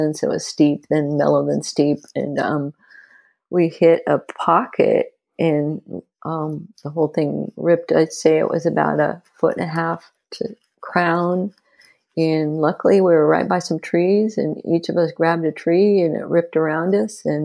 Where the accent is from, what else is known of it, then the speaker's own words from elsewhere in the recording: United States; also born or lived in Southern Oregon; now in Leavenworth, United States; I grew up in suburbia America